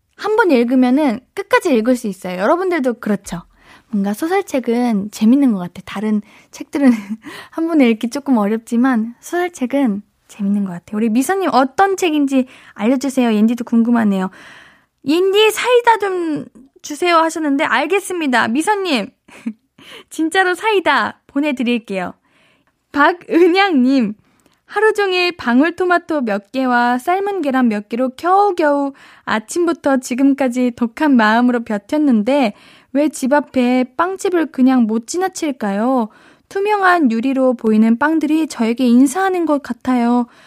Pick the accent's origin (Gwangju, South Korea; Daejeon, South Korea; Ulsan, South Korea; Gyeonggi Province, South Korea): Gyeonggi Province, South Korea; 제가 어릴 때부터 경기도 살아가지고